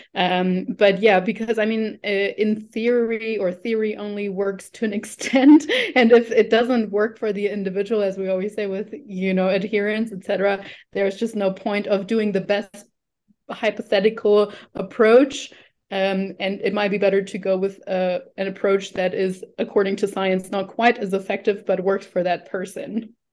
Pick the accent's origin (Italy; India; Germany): Germany; moved away as an adult; also born or lived in New Zealand; now in Colombia; I'm originally from Germany